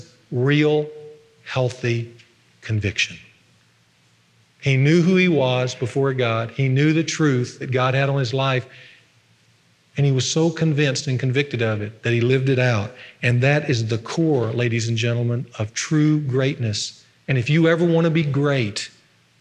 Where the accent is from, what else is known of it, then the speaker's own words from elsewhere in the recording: Ruston, Louisiana, United States; when I was a little boy on Sunday afternoons in my hometown of Ruston